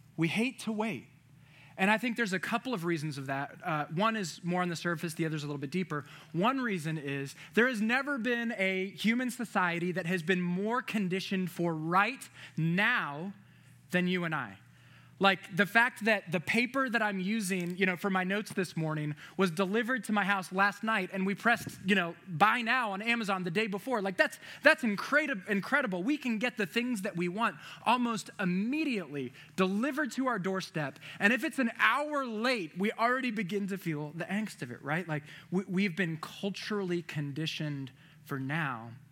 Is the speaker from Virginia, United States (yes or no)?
yes; Virginia, United States; moved away; I'm from Virginia